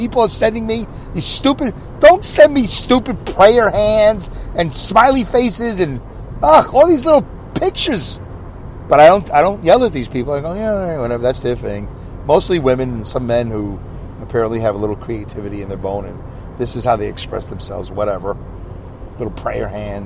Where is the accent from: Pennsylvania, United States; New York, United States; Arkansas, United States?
New York, United States; New York City; moved away; I came from New York City. I came from Brooklyn, New York.